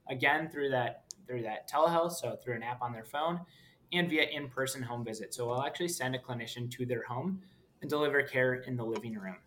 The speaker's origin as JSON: {"language": "English", "town": "Minneapolis", "region": "Minnesota", "country": "United States", "tie": "born or raised there", "said": "I grew up in Minneapolis, Minnesota"}